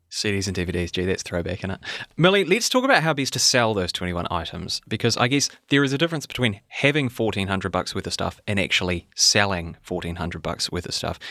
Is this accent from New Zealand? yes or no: yes; New Zealand; I'm a New Zealander.